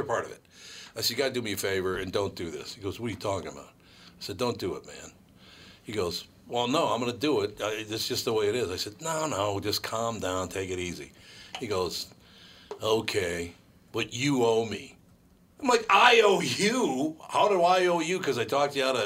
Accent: Minneapolis, Minnesota, United States; growing up in North Minneapolis

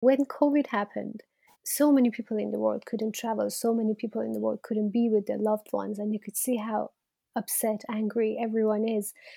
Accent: Iran; moved away as an adult; now in United Kingdom; I'm from Iran, and I was born into Iran in the eighties

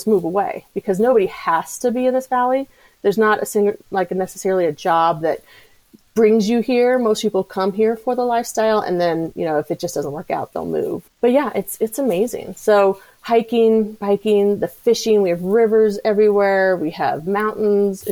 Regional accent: Colorado, United States; also born or lived in New Hampshire; I grew up in Colorado

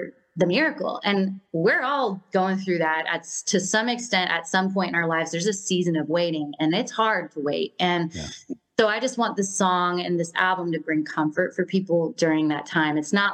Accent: Washington, United States; moved away; I came from Washington State. So I always say where they filmed Twilight.

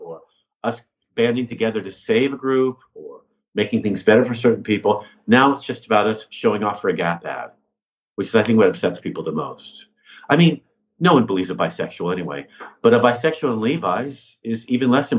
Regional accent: United States; now in United Kingdom; I'm American

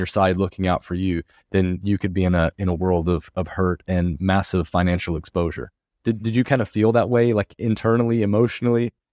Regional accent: United States; moved away as an adult; now in Porto, Portugal; being an American living abroad

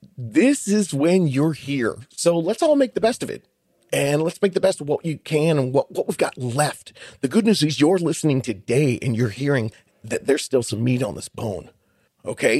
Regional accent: Buffalo, New York, United States; I am an Italian from Buffalo, New York

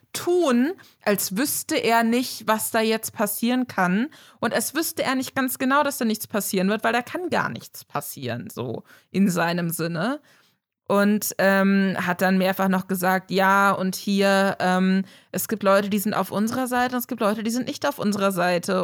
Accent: Germany; eine klassische Deutsche

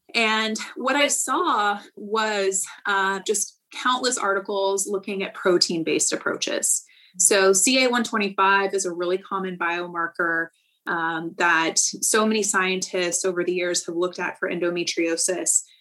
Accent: Central Valley, California, United States; I am originally from the Central Valley in California

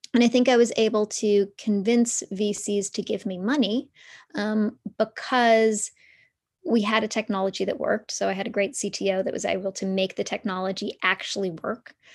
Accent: Toronto, Ontario, Canada; So I grew up in downtown Toronto.

